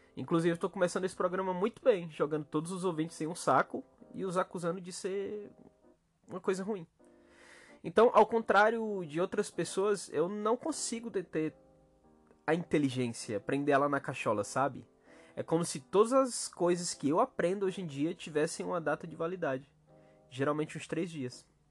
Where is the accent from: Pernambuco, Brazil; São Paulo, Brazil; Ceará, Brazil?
Ceará, Brazil; na minha terra, no meu país Ceará